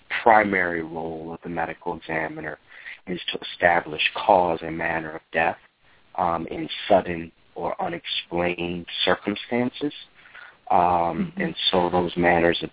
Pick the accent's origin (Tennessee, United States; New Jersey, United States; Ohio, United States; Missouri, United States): New Jersey, United States; South Orange; moved away; also born or lived in Newark, New Jersey / Washington, D.C.; I was born in Newark, raised in South Orange